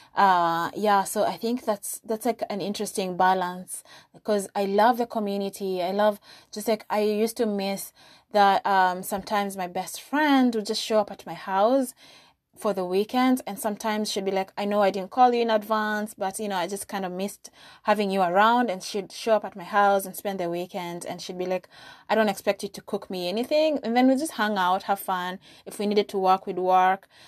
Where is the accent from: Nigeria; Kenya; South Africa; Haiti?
Kenya; moved away as an adult; now in United States